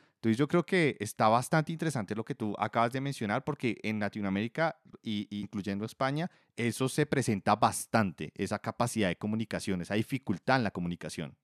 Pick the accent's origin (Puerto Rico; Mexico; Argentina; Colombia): Colombia; yo soy colombiano